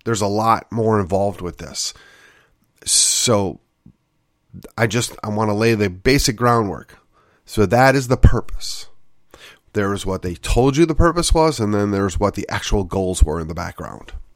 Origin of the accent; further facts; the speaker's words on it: West Allis, Wisconsin, United States; my hometown, of West Alice, Wisconsin